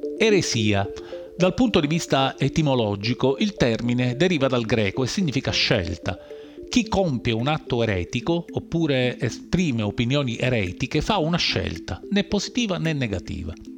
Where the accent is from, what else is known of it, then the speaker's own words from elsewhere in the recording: Sicily, Italy; Sono siciliano e vivo in Sicilia